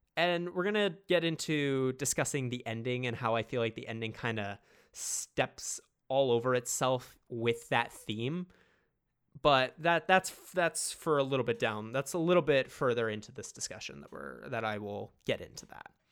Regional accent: Toronto, Ontario, Canada; I am obviously from Toronto

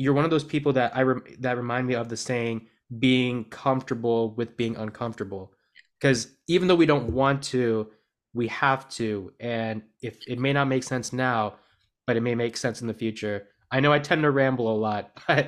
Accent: United States; I was born in the United States

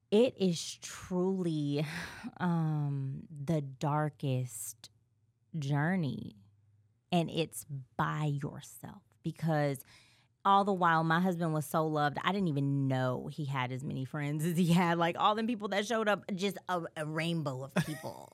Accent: California, United States; moved away; I'm from Cali

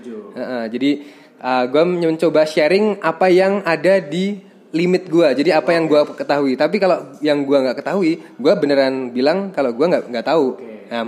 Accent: Yogyakarta, Special Region of Yogyakarta, Indonesia; Tapi uh, emang basic gue dulu waktu SMP kan gue dari Jogja nih.

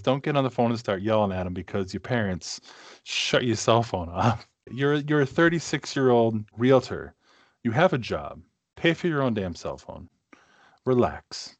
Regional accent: Massachusetts, United States; moved away as an adult; now in Minnesota, United States; growing up in New England

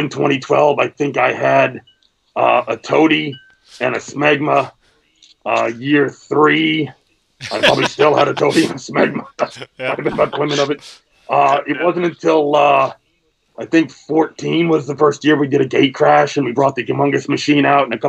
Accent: just outside Washington, D.C., Northern Virginia, United States; moved away as an adult; now in Vernon, New Jersey, United States; I grew up just outside of Washington, D.C. in Northern Virginia

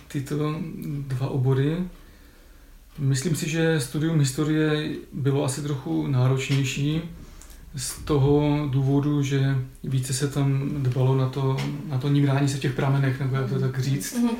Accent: Ostrava, Moravian-Silesian Region, Czechia; also born or lived in Sopotnice; jsem z Ostravy, tak dojížděl jsem z domu tady na fakultu

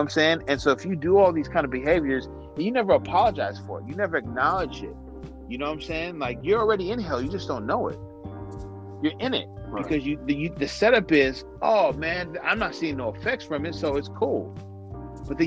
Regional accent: San Francisco, California, United States; we're from San Francisco

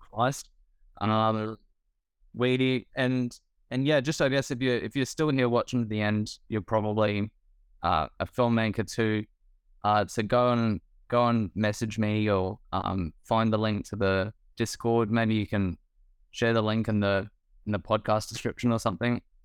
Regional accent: Australia; as an Australian filmmaker.

